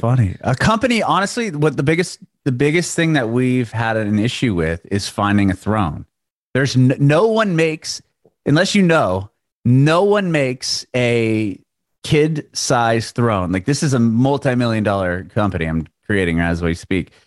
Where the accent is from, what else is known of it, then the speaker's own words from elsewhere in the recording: San Diego, California, United States; moved away as an adult; also born or lived in San Francisco; now in Nashville, United States; I grew up in San Diego where you needed a car to do anything.